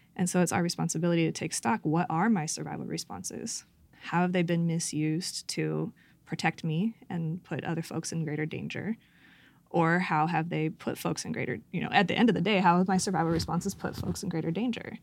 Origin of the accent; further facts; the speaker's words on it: Santa Cruz, California, United States; my hometown of Santa Cruz.